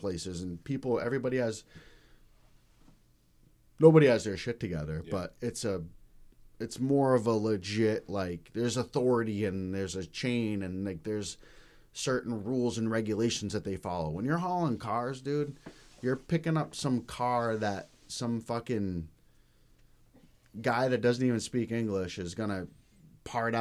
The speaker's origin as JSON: {"language": "English", "town": "Denver", "region": "Colorado", "country": "United States", "tie": "born or raised there", "moved": "yes", "lives_now": "Maine, United States", "said": "I'm from Denver, Colorado. The west side of Denver, it was pretty rough growing up."}